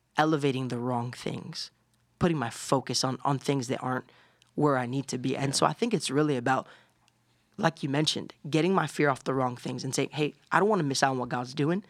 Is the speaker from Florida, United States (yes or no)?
yes; Orlando, Florida, United States; I grew up in Orlando, Florida. I have Puerto Rican parents